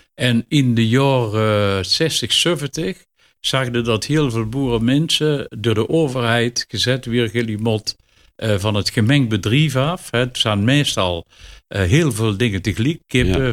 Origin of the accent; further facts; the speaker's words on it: Netherlands; Oelderen, waar ik vandaan kom